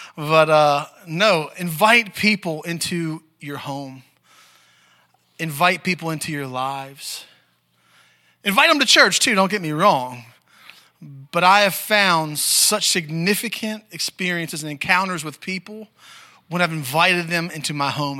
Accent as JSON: {"language": "English", "region": "Maryland", "country": "United States", "moved": "yes", "said": "I'm from Maryland originally too"}